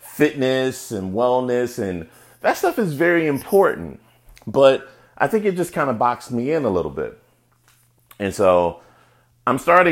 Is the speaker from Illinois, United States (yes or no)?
yes; Chicago, Illinois, United States; I am from Chicago, and so is Mr. Obama.